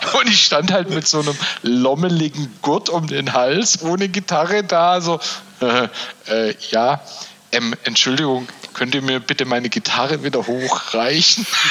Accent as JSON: {"language": "German", "region": "Baden-Württemberg", "country": "Germany", "said": "Bei uns in Baden-Württemberg"}